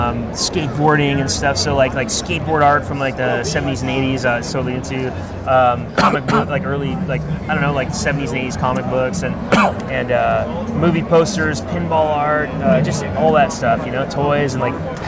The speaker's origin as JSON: {"language": "English", "town": "Ottawa", "region": "Ontario", "country": "Canada", "tie": "born or raised there", "moved": "yes", "lives_now": "United States", "said": "I grew up in Ottawa, Canada."}